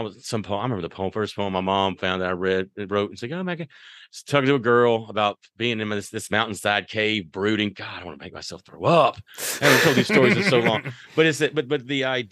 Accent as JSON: {"language": "English", "town": "Athens", "region": "Georgia", "country": "United States", "said": "I am from the South, Athens, Georgia"}